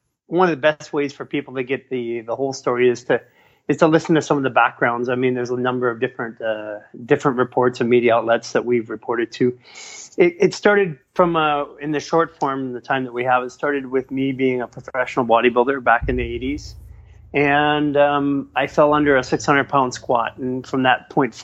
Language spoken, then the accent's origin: English; Vancouver, British Columbia, Canada; now in Los Angeles, United States; I'm from Canada originally, and in Vancouver, we're a bit more liberal in all aspects of things.